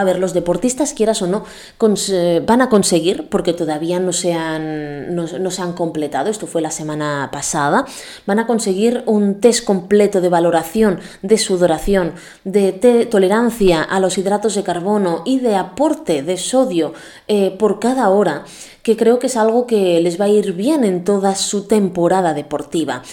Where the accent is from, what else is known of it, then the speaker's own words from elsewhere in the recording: Calafell, Catalonia, Spain; mi pueblo natal es Calafell